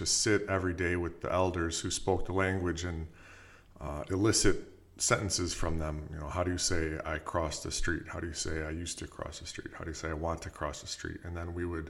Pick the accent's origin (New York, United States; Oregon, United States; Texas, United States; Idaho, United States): New York, United States; Penfield; also born or lived in Chicago / Syracuse / Auburn; I grew up in Penfield, graduated from Penfield High School